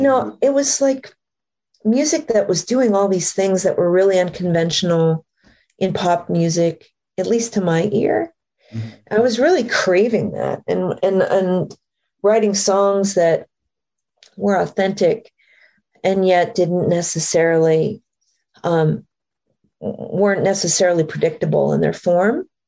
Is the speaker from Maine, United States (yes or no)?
yes; Maine, United States; moved away; I grew up in Maine, up in trees